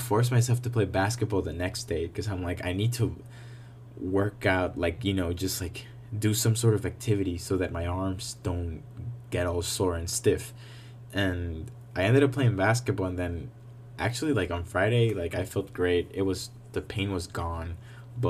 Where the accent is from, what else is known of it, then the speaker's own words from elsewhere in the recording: Honduras; moved away; I'm from Honduras